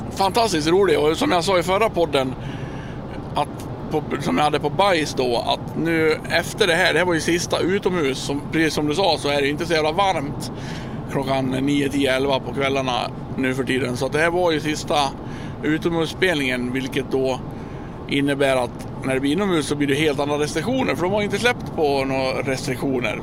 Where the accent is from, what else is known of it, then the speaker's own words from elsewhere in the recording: Dalarna County, Sweden; Som vi inte säger i Dalarna